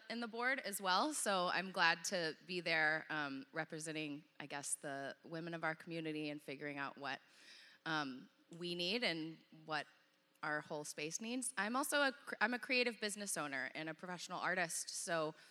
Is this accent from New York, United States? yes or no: no; Dallas, Texas, United States; I grew up in Dallas